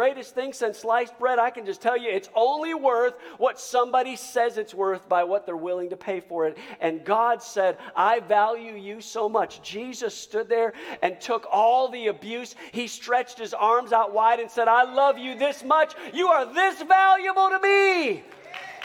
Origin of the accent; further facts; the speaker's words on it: United States; as an American